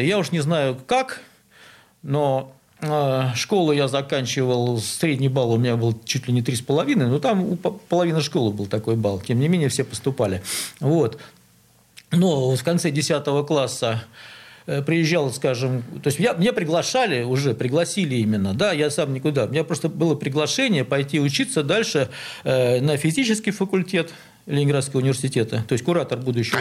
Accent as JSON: {"language": "Russian", "region": "Saint Petersburg", "country": "Russia", "tie": "born or raised there", "said": "Я родился на Малой Охте, где сейчас метро Новочеркасская"}